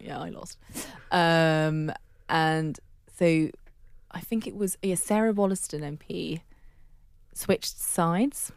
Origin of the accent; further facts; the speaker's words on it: Netherlands; now in London, United Kingdom; I, I grew up in Holland for a large chunk, but I was born in London and that's where I spent my first six years